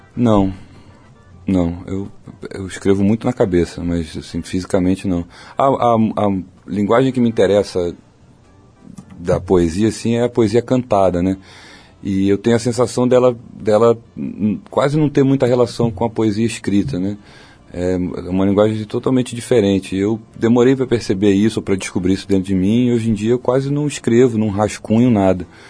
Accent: Rio de Janeiro, Brazil; also born or lived in Barra da Tijuca, Rio de Janeiro; eu sou de Jacarepaguá, que é um lugar pequeno no Rio, de uma rua pequena de Jacarepaguá fechada. Cresci assim até os 15 anos eu estudei na mesma escola

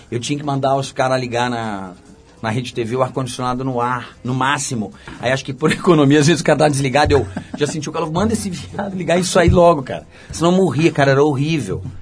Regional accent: São Gonçalo, Rio de Janeiro, Brazil; moved away as an adult; also born or lived in Niterói; now in São Paulo, Brazil; eu sou niteroense criado em São Gonçalo

